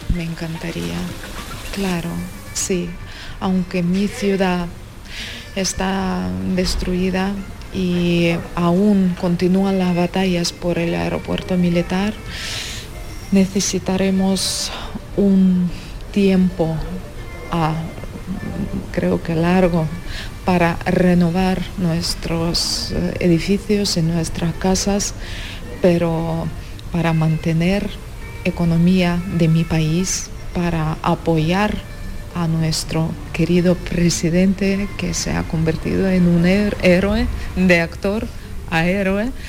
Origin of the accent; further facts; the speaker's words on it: Ukraine; Spanish is a second language; moved away as an adult; now in Spain; somos dos mujeres y además somos ucranianas